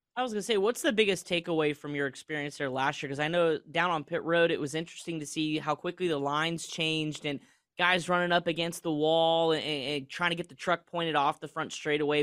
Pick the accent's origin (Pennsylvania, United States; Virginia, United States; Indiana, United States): Indiana, United States; Indianapolis; moved away; Indianapolis, my hometown